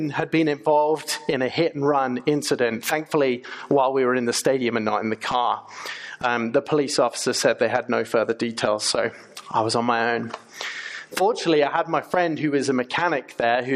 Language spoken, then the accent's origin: English; England, United Kingdom; moved away as an adult; now in United States; As you might be able to tell from my accent, I'm from England, not Australia